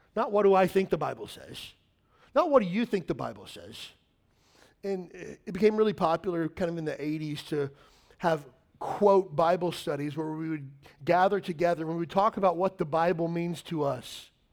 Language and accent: English; Kentucky, United States; I grew up in Kentucky